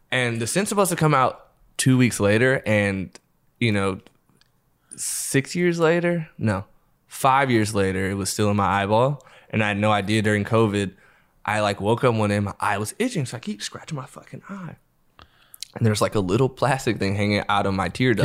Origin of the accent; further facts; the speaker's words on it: Los Angeles, California, United States; I grew up in L